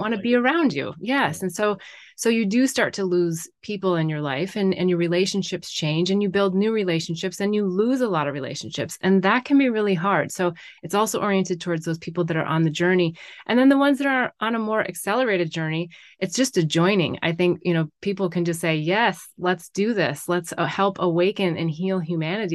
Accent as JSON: {"language": "English", "region": "North Dakota", "country": "United States", "tie": "born or raised there", "moved": "as an adult", "lives_now": "California, United States", "said": "I grew up in North Dakota."}